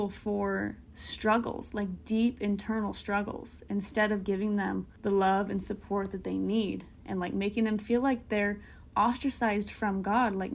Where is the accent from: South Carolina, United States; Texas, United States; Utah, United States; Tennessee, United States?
Utah, United States; Salt Lake City; But when I meet people elsewhere and they find out I'm from Salt Lake City, they're always so concerned and say, Your job must be so hard.